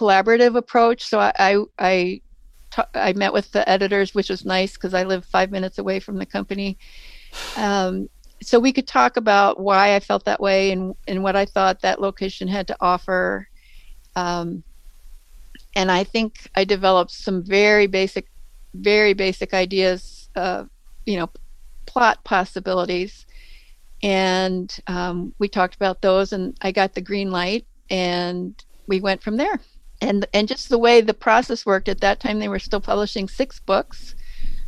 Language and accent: English; Baltimore, Maryland, United States; moved away as an adult; also born or lived in Great Lakes area; growing up in Baltimore